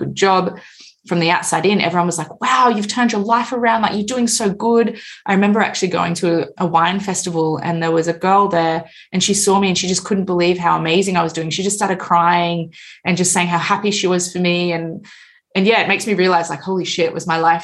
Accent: Australia; I'm from Australia

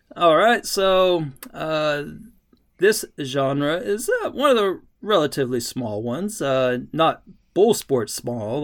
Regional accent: Texas, United States; I, I grew up in Texas

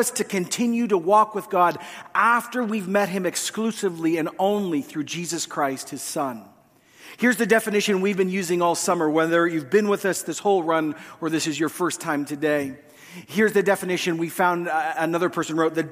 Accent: Canada; as Canadian Westerners

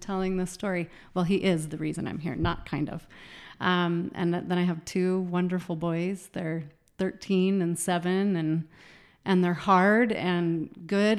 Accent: Utah, United States; I grew up in Utah

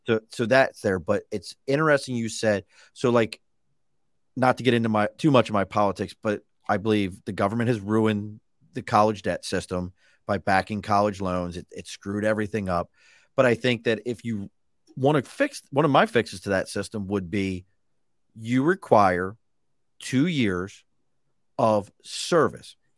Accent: Baltimore, Maryland, United States; I was a kid from East Baltimore, white kid from East Baltimore

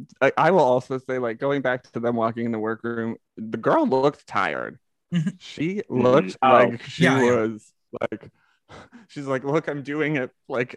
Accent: United States; as like an American

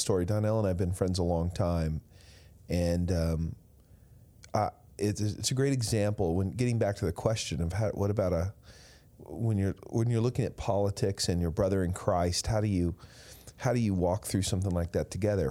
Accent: West Texas, United States; growing up in Washington, D C, a far cry from growing up in West Texas

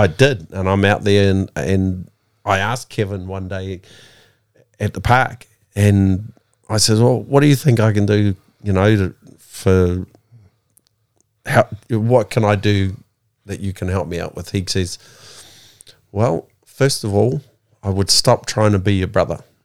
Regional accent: Porirua, Wellington, New Zealand; Kenneth Creek. Wellington, New Zealand.

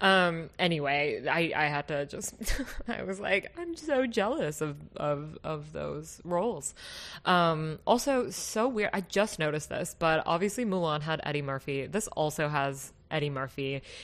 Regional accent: Kyoto, Japan; accent: Kansai; moved away; I'm originally from Kyoto, um, and it's a prefecture very close to Osaka, but that whole region is called Kansai region. And our region has a specific Kansai dialect

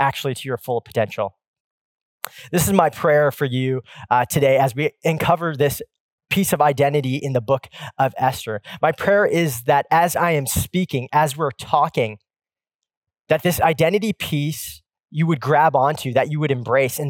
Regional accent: Pacific Northwest, United States; I grew up in the Pacific Northwest where the Seattle Supersonics ruled in the 90s

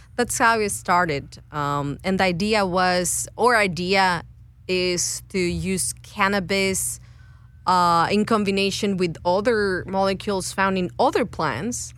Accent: Guadalajara, Jalisco, Mexico; moved away as an adult; now in United States; I'm originally from Guadalajara, Mexico, and came to United States to st- uh, uh, to study a PhD in chemistry.

